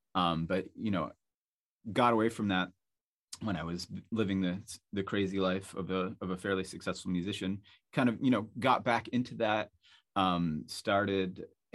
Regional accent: Salisbury Beach, Massachusetts, United States; I grew up near Salisbury Beach in Massachusetts, and there were airplanes that used to fly over my house all the time

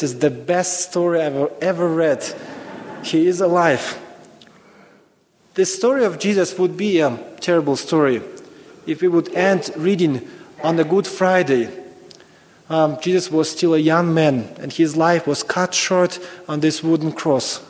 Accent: Ukraine; moved away as an adult; I was born in Ukraine, old Soviet Union. So actually, when I was in school, I was taught Americans are evil

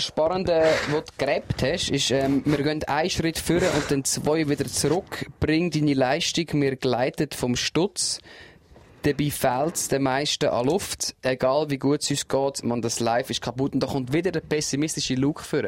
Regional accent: Switzerland; bei uns in der Schweiz

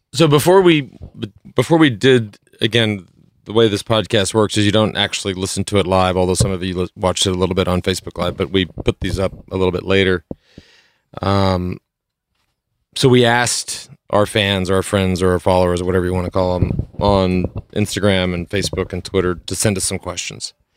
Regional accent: Plano, Texas, United States; I came from Plano, Texas

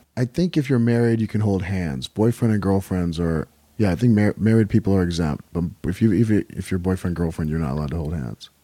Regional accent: Riverside, California, United States; also born or lived in Helwan, Egypt; now in Los Angeles, United States; I was raised in California. Uh, I'm actually, I'm originally from Egypt, a small town outside of Cairo called Halawan. My father immigrated to the U S when I was a month old, nineteen seventy. So, uh, we grew up in, uh, Riverside, California

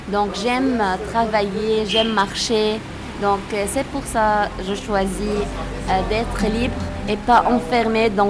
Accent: Tripoli, North Governorate, Lebanon; Tripoli est euh, connue par l'architecture mamelouk qui date du XIIIe siècle on a, euh, on a la plus grande citadelle du Liban.

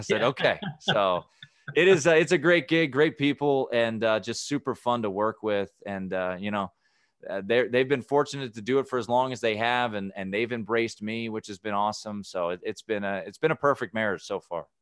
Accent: Washington, District of Columbia, United States; my hometown, Washington, D C

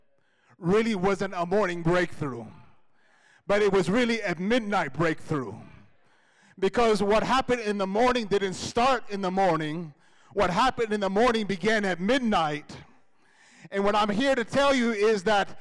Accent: United States; moved away; growing up in the States

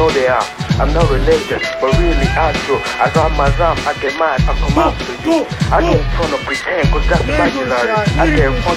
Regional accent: Nigeria; moved away; I'm from Nigeria

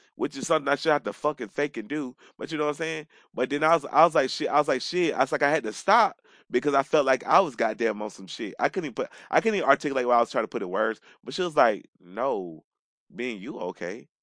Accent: Atlanta, Georgia, United States; also born or lived in Decatur; I am from Atlanta

